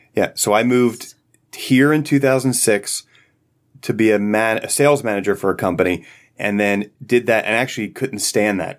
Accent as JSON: {"language": "English", "town": "Philadelphia", "region": "Pennsylvania", "country": "United States", "tie": "born or raised there", "moved": "as an adult", "lives_now": "Virginia, United States", "said": "I grew up in Philadelphia and moved here in two thousand six"}